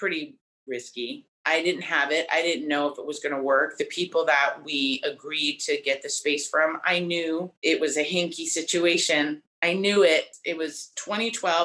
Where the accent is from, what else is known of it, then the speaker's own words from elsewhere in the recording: Delaware, United States; moved away as an adult; now in New York City, United States; I was born in Delaware in a trailer park right outside the Dover Air Force Base.